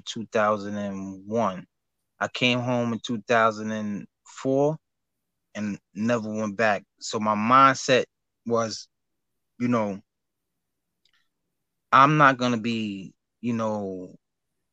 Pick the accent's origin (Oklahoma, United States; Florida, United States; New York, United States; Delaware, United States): New York, United States; New York City; also born or lived in Brooklyn, New York; I grew up in Jamaica, Queens. I was born and raised in Queens